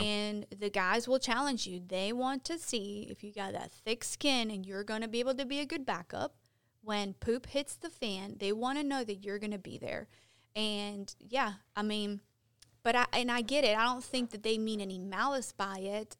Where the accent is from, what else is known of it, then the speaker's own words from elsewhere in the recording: Chicago, Illinois, United States; moved away as an adult; now in Gastonia, United States; I'm from Chicago